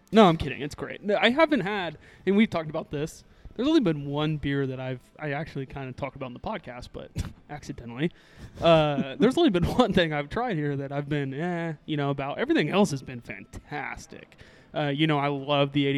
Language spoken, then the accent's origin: English; Edmond, Oklahoma, United States; growing up in Edmond